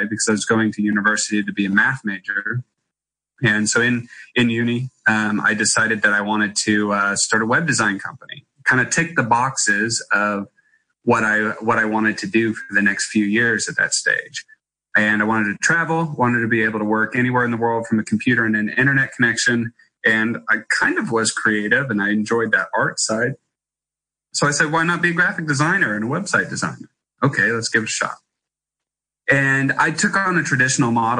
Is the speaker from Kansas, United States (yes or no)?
yes; Kansas, United States; also born or lived in Darling Downs, Queensland, Australia; I grew up as my brother and I, as kids, we ended up traveling between our farm in Kansas that my mom and dad owned and operated, and a wheat farm